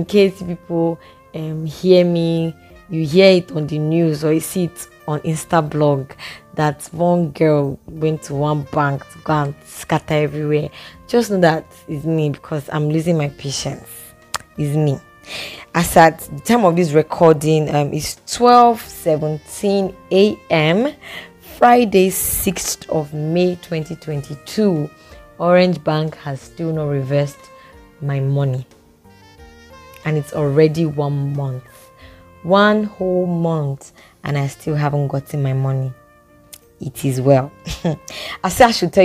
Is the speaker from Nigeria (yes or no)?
yes; Edo, Nigeria; I'm still an Edo girl.